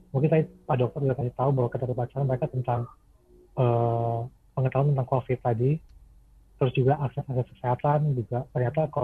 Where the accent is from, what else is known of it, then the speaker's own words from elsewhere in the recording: Maluku, Indonesia; Saya orang Maluku emang.